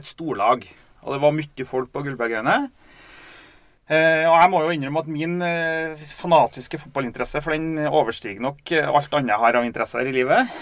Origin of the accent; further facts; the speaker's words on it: Steinkjer, Trøndelag, Norway; vi har vokst opp i Steinkjer.